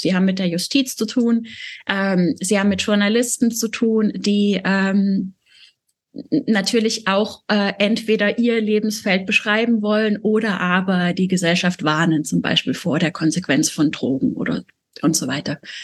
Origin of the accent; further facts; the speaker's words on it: a small village in Baden-Württemberg, Germany; ich bin auf dem Dorf groß geworden, also wirklich so ein kleines Dorf in Baden-Württemberg